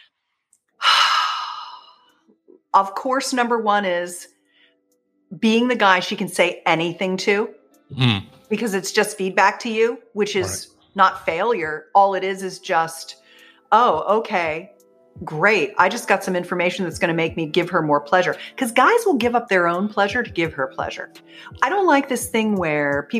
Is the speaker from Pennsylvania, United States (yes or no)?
yes; Pennsylvania, United States; I grew up in Pennsylvania.